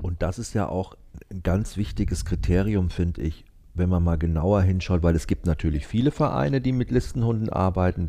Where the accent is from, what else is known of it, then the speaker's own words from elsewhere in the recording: Cuxhaven, Lower Saxony, Germany; bei uns in Cuxhaven